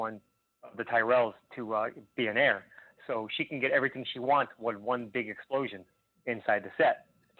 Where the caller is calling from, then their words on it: Plantation, Florida, United States; How you doing, guys? … from Plantation, Florida.